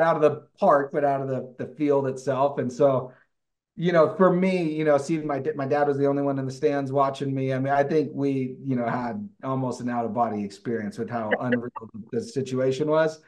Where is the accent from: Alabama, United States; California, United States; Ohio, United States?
California, United States; Livermore; moved away as an adult; now in Utah, United States; I grew up in Livermore, California in the East Bay